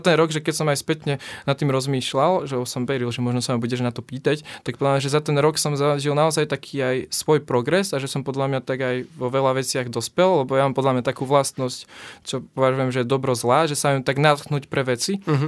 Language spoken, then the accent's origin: Slovak; Nová Baňa, Banská Bystrica Region, Slovakia; ja som z Novej Bane